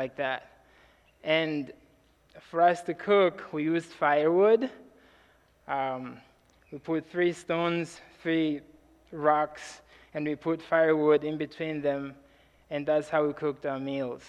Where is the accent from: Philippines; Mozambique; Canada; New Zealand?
Mozambique; I'm from Mozambique, Africa